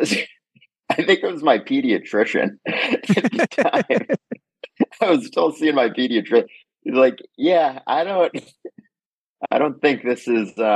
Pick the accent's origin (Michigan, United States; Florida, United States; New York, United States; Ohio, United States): New York, United States; New York City; I grew up in Manhattan